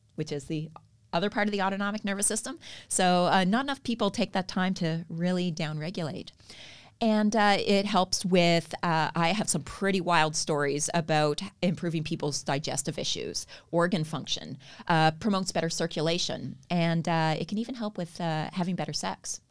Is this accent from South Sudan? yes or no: no; Canada; accent: Canadian; moved away as an adult; now in Australia; I moved from Canada, as you can probably tell, I have Canadian accent